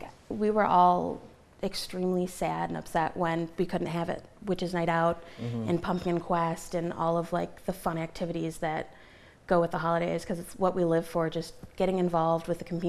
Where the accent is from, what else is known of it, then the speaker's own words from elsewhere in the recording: Napoleon, Michigan, United States; now in Adrian, United States; I actually went to school in Napoleon, okay. And I'm kind of from the Norville area. I currently live in Adrian, but I'm moving back to be closer to work